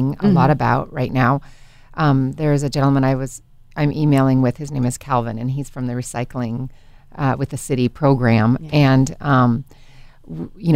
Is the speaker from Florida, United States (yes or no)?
no; Oregon, United States; being a native Oregonian, I remember when Portlandia arrived here